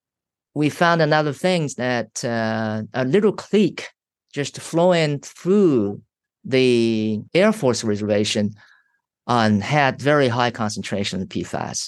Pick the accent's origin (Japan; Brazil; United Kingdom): Japan; moved away as an adult; I was from Japan